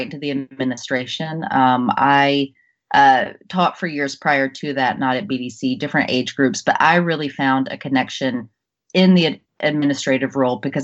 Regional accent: Jackson, Mississippi, United States; moved away as an adult; also born or lived in New York City; I grew up in Jackson, Mississippi

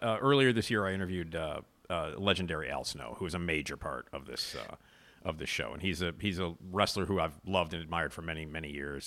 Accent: Chicago, Illinois, United States; as a Chicagoan

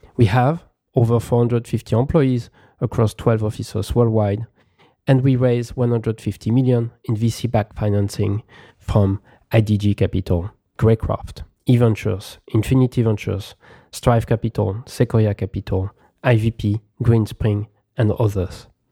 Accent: Paris, Île-de-France, France; moved away as an adult; also born or lived in Philadelphia / Beijing / Shanghai; now in San Francisco Bay Area, United States; I have lived in Paris, my hometown, Philadelphia

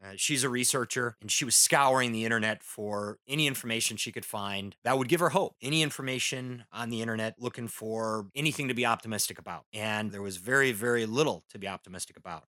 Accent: Midwest, United States; now in Southern California, United States; being a Midwesterner myself

